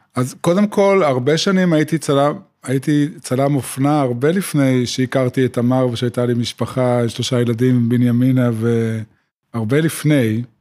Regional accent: Yotvata, Southern District, Israel; moved away as an adult; also born or lived in Tel Aviv; now in Binyamina, Israel; גדלתי בקיבוץ יוטבתא, ובעצם עד גיל, עד הצבא חייתי במקום שהוא אה, מבודד

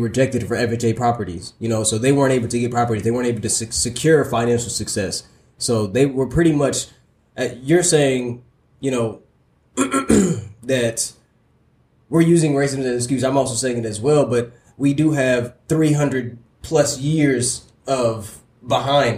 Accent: United States; I'm from Southside Clay County

